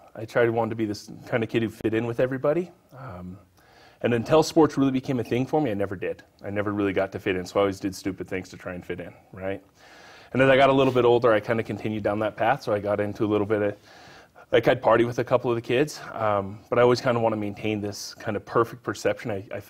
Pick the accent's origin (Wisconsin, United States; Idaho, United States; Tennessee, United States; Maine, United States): Idaho, United States; Wendell; In Wendell, Idaho.